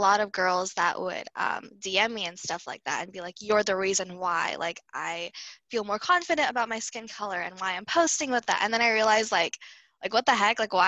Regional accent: United States; But we also have one foot in being American

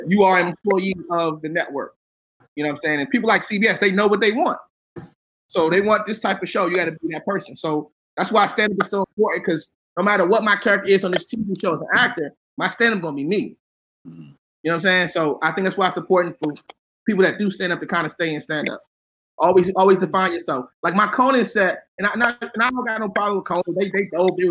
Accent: Washington, District of Columbia, United States

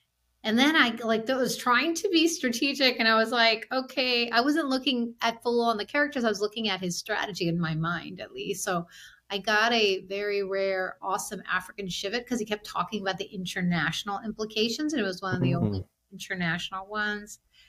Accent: India; It's just, I'm from India. My husband's from Sri Lanka.

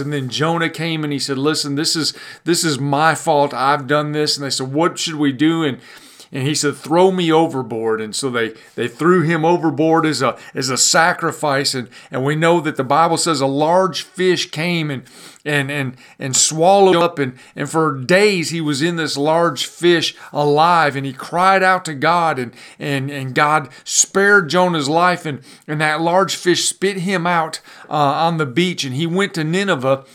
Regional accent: Pontiac, Michigan, United States; I grew up in North Detroit, up in Pontiac, Michigan

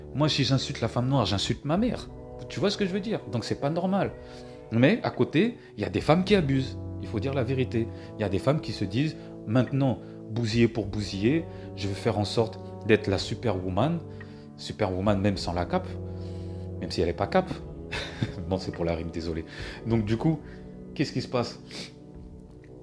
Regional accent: France; born or raised there; also born or lived in Cameroon

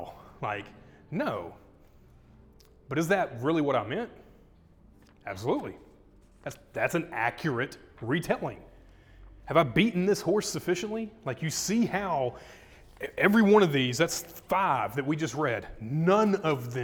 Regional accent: Arkansas, United States; we're from Arkansas

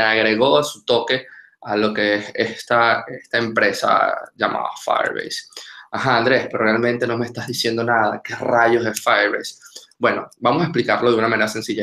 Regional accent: Venezuela; moved away as an adult; now in Argentina; soy venezolano

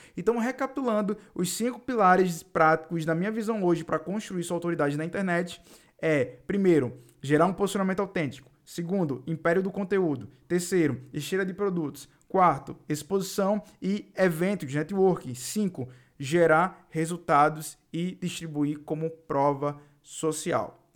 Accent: Northeast Region, Brazil; accent: nordestino; eu sou nordestino e tenho esse sotaque aqui nordestino

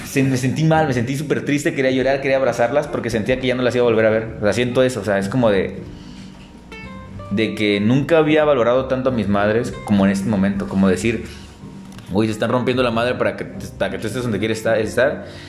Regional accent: Tapachula, Chiapas, Mexico; now in Guadalajara, Mexico; regresas a donde naciste, donde te hallas, donde conoces todo, conoces a muchos

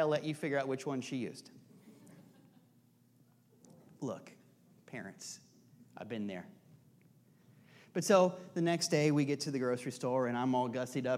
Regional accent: Iowa, United States; also born or lived in Union Village; I was born in Union Village, but when I was a kid, when I was about 2, I guess, we moved to Iowa.

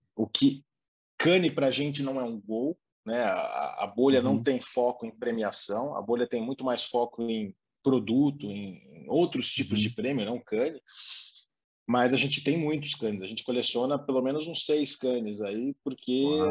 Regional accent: interior of São Paulo, Brazil; Eu sou do interior de São Paulo

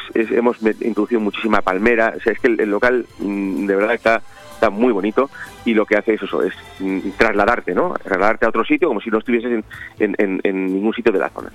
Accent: Benidorm, Valencian Community, Spain; Como buenos benidormenses, somos, somos creyentes y seguidores

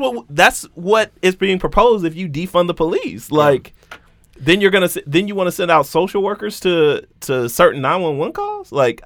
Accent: Houston, Texas, United States; Oh, I'm from Southwest A-Leaf, Texas. It's the SWAT, you know, like. That's a real thing.

